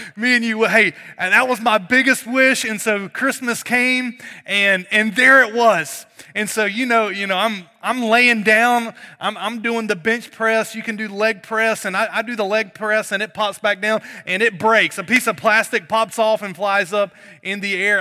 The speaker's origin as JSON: {"language": "English", "region": "North Carolina", "country": "United States", "moved": "yes", "said": "I'm from North Carolina"}